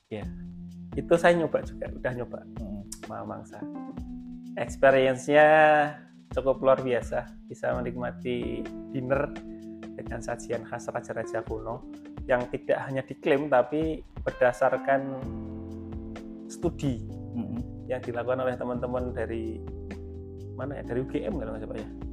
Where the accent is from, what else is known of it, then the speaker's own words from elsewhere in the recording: Klaten, Central Java, Indonesia; saya kan sebagai warga Klaten